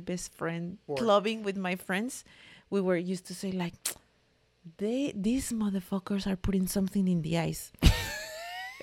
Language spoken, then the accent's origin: English; Mexico; I'm from Mexico, of course, the land of tequila, avocado, tacos, mariachi, and loud people